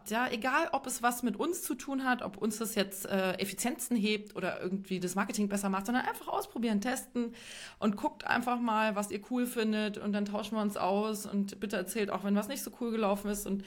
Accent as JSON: {"language": "German", "region": "Bavaria", "country": "Germany", "said": "auch aus Bayern. Ähm, da kennt man das nicht so sehr, aber in Westdeutschland"}